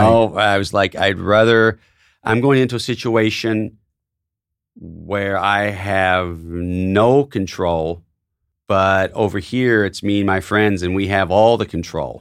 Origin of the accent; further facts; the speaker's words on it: Tennessee, United States; moved away; my hometown newspaper